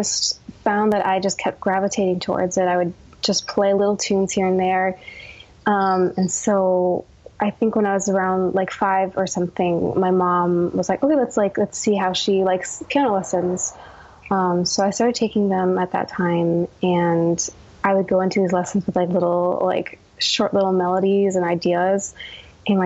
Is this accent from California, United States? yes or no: no; New Jersey, United States; I was born in New Jersey